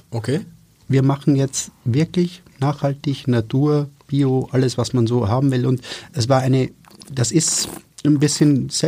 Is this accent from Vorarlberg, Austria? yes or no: no; Styria, Austria; ich werde noch ein bisschen helfen, weil ich ja generös bin als Steirer.